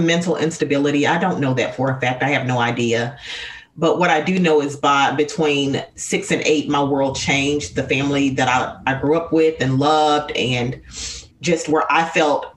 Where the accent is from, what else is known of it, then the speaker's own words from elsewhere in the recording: Arkansas, United States; now in North Carolina, United States; I'm originally from Arkansas. I now reside in North Carolina